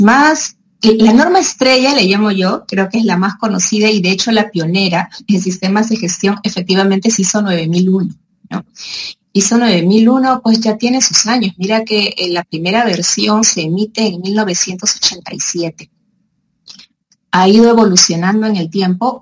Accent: Peru; also born or lived in Madrid; yo regreso a Perú y me dedico a esto

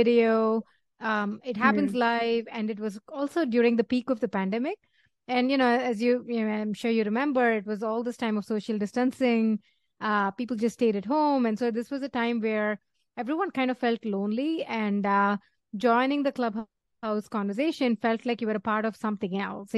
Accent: Chennai, Tamil Nadu, India; moved away; also born or lived in New Delhi; I grew up in Chennai, New Delhi first and then Chennai after.

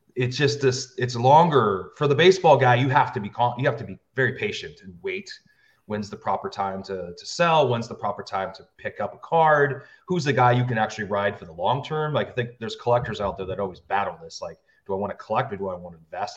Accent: United States; I grew up near the Canadian border, I got nothing but Canadian television.

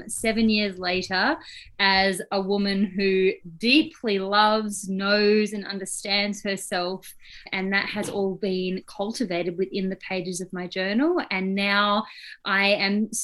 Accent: Australia; now in New Zealand; I live in New Zealand, but I was born and bred in Australia.

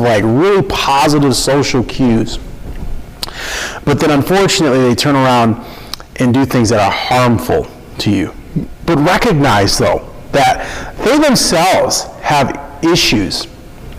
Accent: Minnesota, United States; I'm born and raised in Minnesota, and I love it. From Minnesota, I love it here.

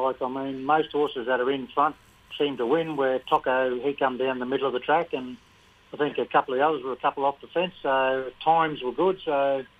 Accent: Augathella, Queensland, Australia; I grew up in Augafella and around a few of the older blokes that had horses

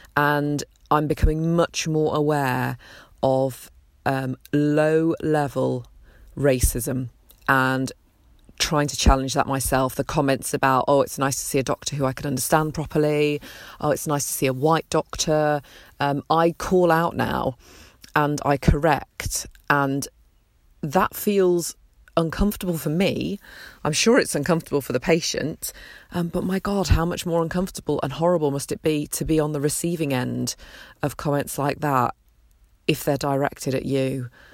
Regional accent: Peterborough, East of England, United Kingdom; also born or lived in Nottingham; having been born and brought up in Britain

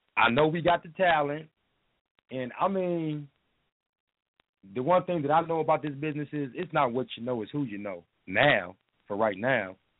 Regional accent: Minneapolis, Minnesota, United States; also born or lived in Toledo, Ohio; I'm from Toledo, but as far as living here in Minnesota, I grew up over north

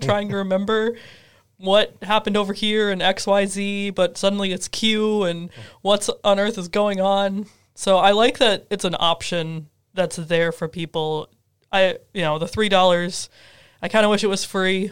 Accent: Twin Cities area, Minnesota, United States; now in Carbondale, United States; I'm from the Twin Cities area in Minnesota

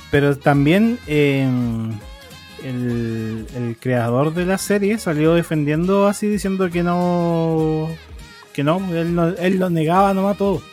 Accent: Chile; harta gente me reconoció como chileno

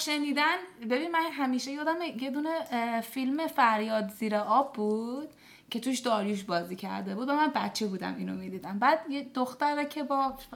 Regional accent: Iran; also born or lived in Dubai, United Arab Emirates; 14 ساله که توی دبی و ایران بزرگ شدم تو کشور عربی و حالا مثلا ایران

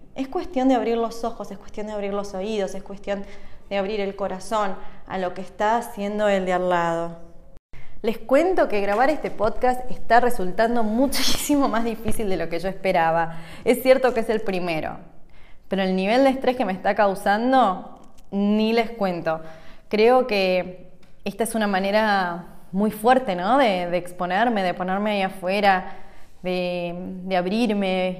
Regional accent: Argentina; moved away as an adult; also born or lived in United States; now in Switzerland; Yo nací en Argentina hace 38 años y un cachín y me mudé hace 7 años a Estados Unidos

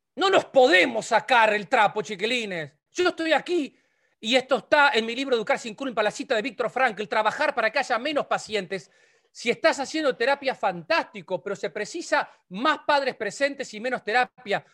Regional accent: Lascano, Rocha, Uruguay; Nosotros somos de Las Lascano, en Rocha

